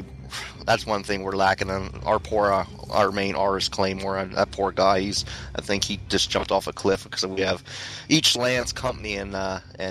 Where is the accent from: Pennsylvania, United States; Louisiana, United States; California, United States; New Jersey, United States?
Pennsylvania, United States; central; moved away; I am from the beautiful state of Pennsylvania.